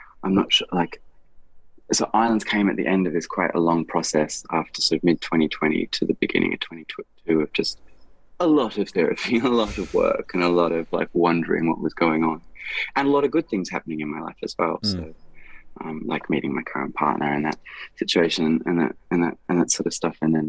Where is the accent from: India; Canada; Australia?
Australia; I'm a singer from Australia